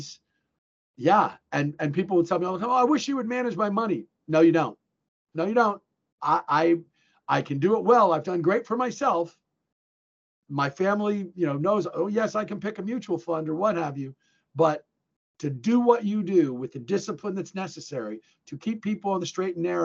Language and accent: English; New Jersey, United States; also born or lived in Illinois / New England; I grew up in New Jersey. Okay. Most of my life was my youth was spent in New Jersey